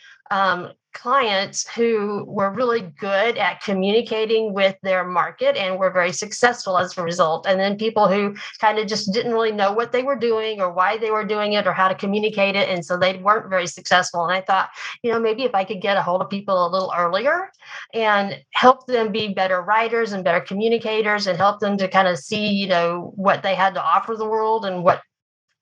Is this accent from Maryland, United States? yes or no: no; Oklahoma, United States; also born or lived in Japan; I grew up in Oklahoma. I live here in Oklahoma now.